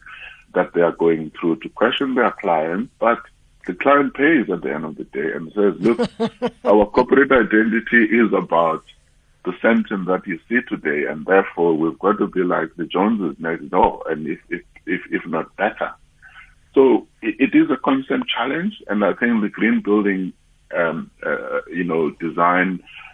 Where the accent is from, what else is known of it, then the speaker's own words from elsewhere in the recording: Eastern Cape, South Africa; I come from the Eastern Cape